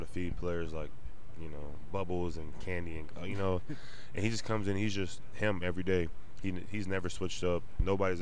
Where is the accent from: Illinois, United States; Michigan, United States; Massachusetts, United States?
Illinois, United States; I'm from Illinois